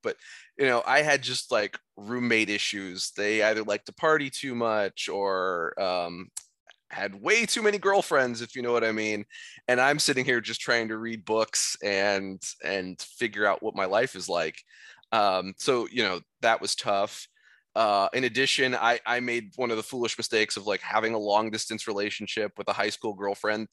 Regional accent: Iowa, United States; moved away as an adult; also born or lived in Boston; I'm from Iowa, I was very much a homebody for the first eighteen years of my life

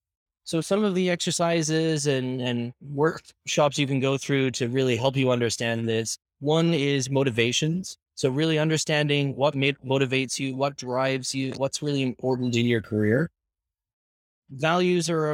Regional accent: Ireland; also born or lived in Canada; now in Spain; I was born and raised in Ireland, moved to Canada where I spent 18 years, and I've been living in Spain for the past 3 years.

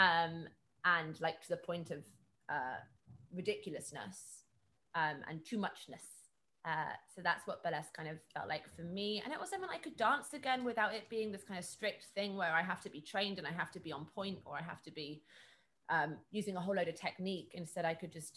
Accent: Birmingham, West Midlands, United Kingdom; I grew up in Birmingham

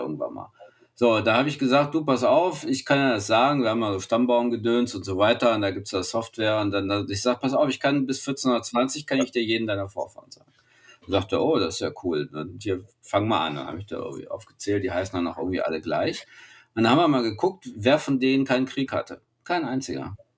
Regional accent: Germany; als Deutsche

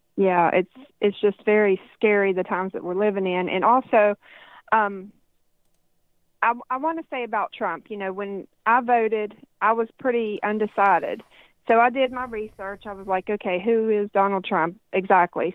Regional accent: United States; as an American citizen

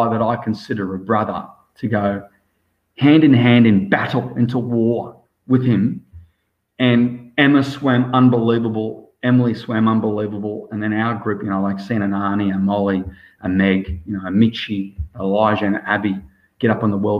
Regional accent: Australia; also born or lived in South Africa; I'm so proud to be Australian. And I'm technically, my blood's South African, but I'm Australian

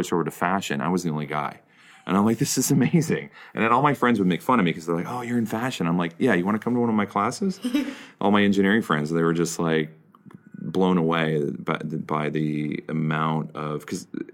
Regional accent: Iowa, United States; moved away as an adult; now in New York, United States; I grew up in Iowa

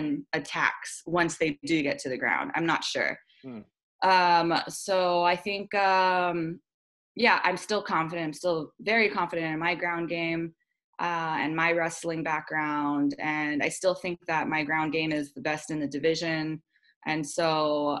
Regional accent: Honolulu, Hawaii, United States; I love fighting in my hometown. I love the Hawaiian crowd

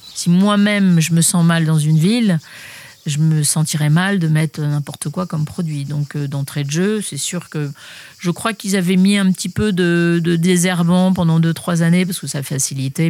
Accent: Paris region, Île-de-France, France; now in Bandol, France; je suis née à Paris même, mais euh, j'ai jamais eu euh, de bonnes sensations à Paris. On a quitté la ville pour reprendre une propriété aussi en région parisienne euh, à mes 9 ans

